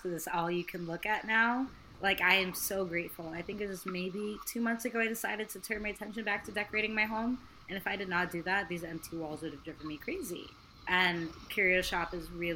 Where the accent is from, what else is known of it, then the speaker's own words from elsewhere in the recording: California, United States; also born or lived in Kenya; now in Los Angeles, United States; I'm California born and raised, but I'm first generation American